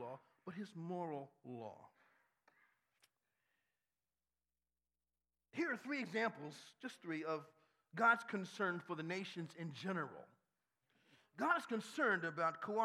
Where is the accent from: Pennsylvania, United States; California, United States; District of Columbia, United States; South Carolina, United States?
District of Columbia, United States; Washington; now in Baltimore, United States; I grew up in Washington, D.C.